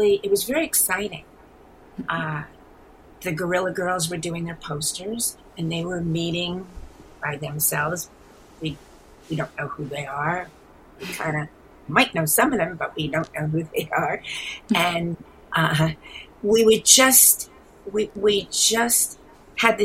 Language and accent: English; New York City, New York, United States; also born or lived in New Mexico; I am from the east. I'm born and raised in New York City. Maybe you can hear it in my accent.